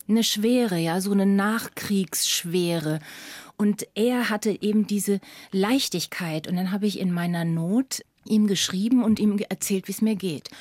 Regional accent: Lower Franconia, Bavaria, Germany; ich komme aus Unterfranken, aus einem kleinen, beschaulichen, schönen Dorf

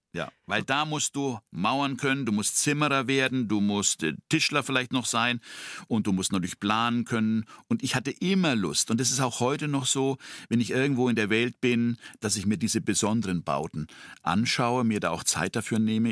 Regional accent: Tornau, Upper Franconia, Bavaria, Germany; accent: süddeutsche Stimme; Franconian; also born or lived in Nuremberg; now in Munich, Germany; meine Schwester, die ist vier Jahre älter als ich und äh, meine Person, wir sind in diesem Tornau aufgewachsen

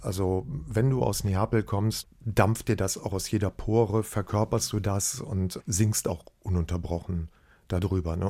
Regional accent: Bergisch Gladbach, North Rhine-Westphalia, Germany; bei uns daheim in Bergisch Gladbach

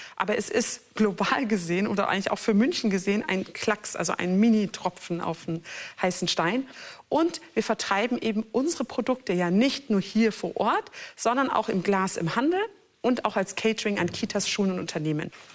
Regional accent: Turkey; now in Germany; mein Herkunftsland ist Türkei

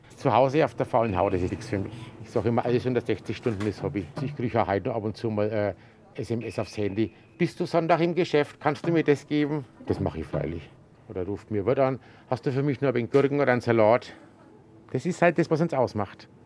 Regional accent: Gräfenberg, Bavaria, Germany; ich bin in den Laden aufgewachsen. Weil damals haben wir ja auch oben drüber gewohnt

